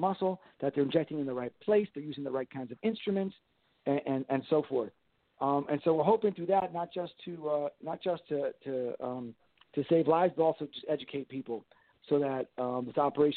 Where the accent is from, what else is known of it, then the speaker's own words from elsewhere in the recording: Miami, Florida, United States; my hometown of Miami